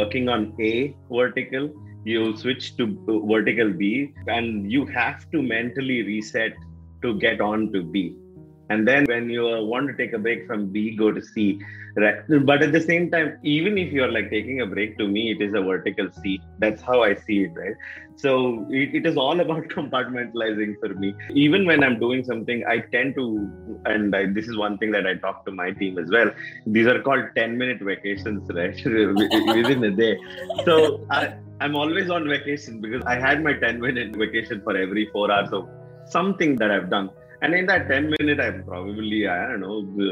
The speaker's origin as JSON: {"language": "English", "region": "North Karnataka", "country": "India", "tie": "born or raised there", "also_born_or_lived": "Mysore, Karnataka / Bijapur / Bagalkot", "accent": "North Karnataka dialect", "said": "near Bijapur and Bagalkot, and those have been the areas where I have lived. Actually, 17 years. More in North Karnataka than in South Karnataka. But of course, at home, I'm from Mysore"}